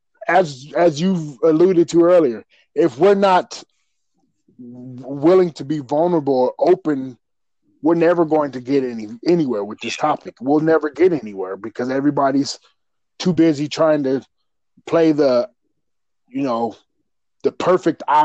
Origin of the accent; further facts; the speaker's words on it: Colorado, United States; I was raised in Colorado